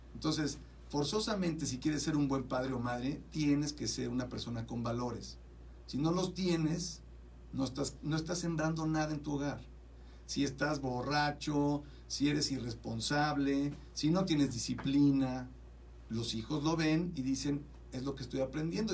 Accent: Mexico; now in United States; En México, por ejemplo, de donde yo vengo, y hablo de mi país, de allá donde vengo

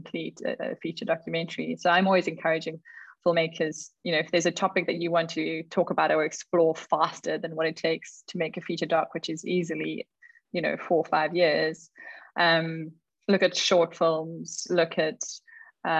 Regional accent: Karoo, South Africa; moved away; I was born in the Karoo and I grew up there

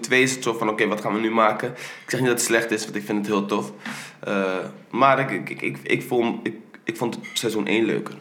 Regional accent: Netherlands; ik ben in Nederland geboren

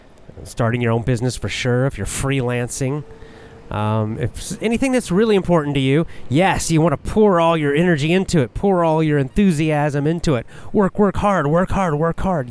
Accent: the South, United States; now in Japan; I was raised in the South, in the United States

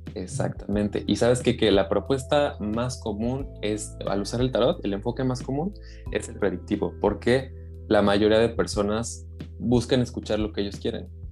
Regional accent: Mexico; now in Netherlands; aunque me separé de México, porque yo nací en México

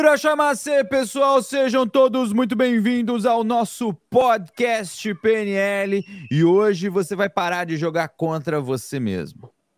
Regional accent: São Paulo, Brazil; eu nasci em São Miguel Paulista, quebrada da Zona Leste de São Paulo. Fui criado ali na beira do Jardim Pantanal

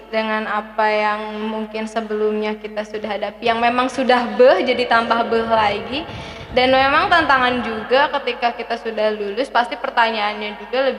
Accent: Kuningan, West Java, Indonesia; Saya berasal dari Kuningan.

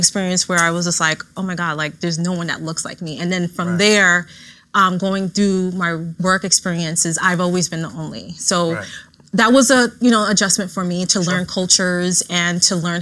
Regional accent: New York, United States; growing up in the Bronx, especially the North Bronx

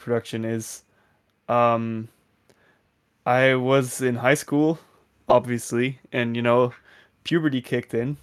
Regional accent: Netherlands; English is a second language; a thirteen-year-old Dutch person

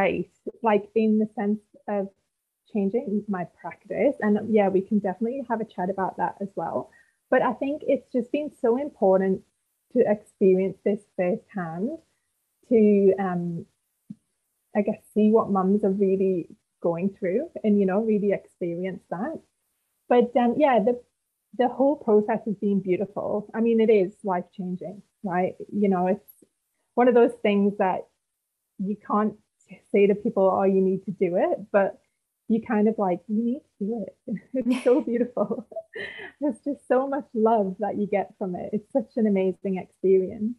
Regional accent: United Kingdom; also born or lived in Gold Coast; now in Northern Rivers, Australia; originally I'm from the UK, as you can tell by my rich accent

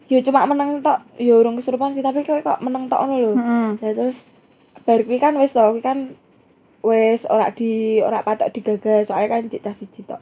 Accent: Semarang, Central Java, Indonesia; accent: medok; nanti kalau kalian dengar suara kita medok karena kita tuh dari Semarang

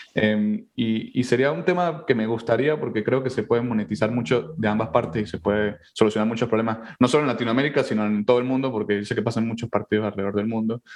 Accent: Venezuela; now in New York City, United States; nosotros somos venezolanos

